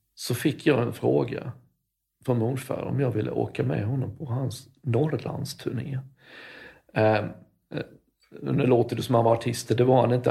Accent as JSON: {"language": "Swedish", "town": "Karlshamn", "region": "Blekinge", "country": "Sweden", "tie": "born or raised there", "said": "där är jag uppvuxen"}